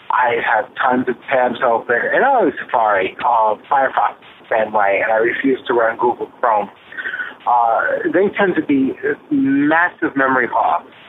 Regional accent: Brooklyn, New York, United States; I am still from Brooklyn, even though I don't live there anymore.

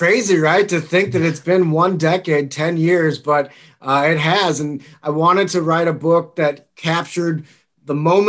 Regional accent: St. Louis, Missouri, United States; also born or lived in Denver; I'm from St. Louis and I write for the St. Louis Post-Dispatch

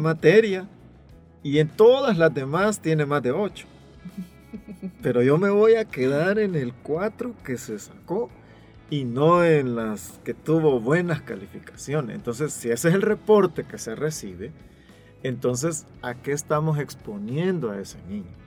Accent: El Salvador; los salvadoreños somos buenos para juzgar

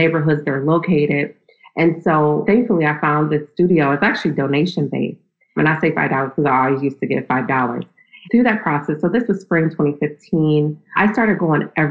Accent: Akron, Ohio, United States; moved away as an adult; also born or lived in Nashville, Tennessee; now in New York, United States; I was raised in Akron, Ohio

